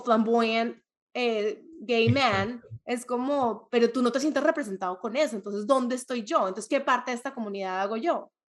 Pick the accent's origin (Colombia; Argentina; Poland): Colombia; soy colombiana o que soy latina